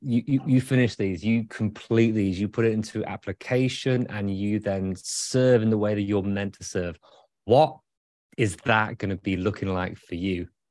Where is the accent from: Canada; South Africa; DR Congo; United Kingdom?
United Kingdom; now in Michigan, United States; as a Brit